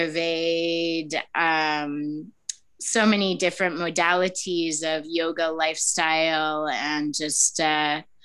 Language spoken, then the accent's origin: English; Canada; moved away as an adult; now in Rishikesh, India; I was born in Canada